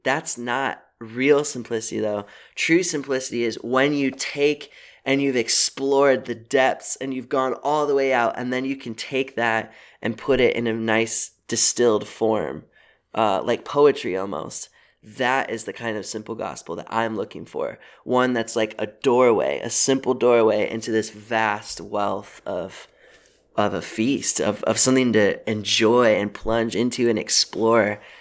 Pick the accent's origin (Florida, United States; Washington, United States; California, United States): Washington, United States; Seattle; I'm from Seattle